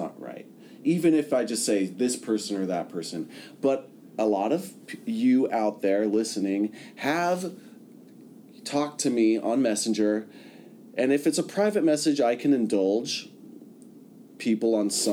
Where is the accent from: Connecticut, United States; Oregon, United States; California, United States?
California, United States; I'm from California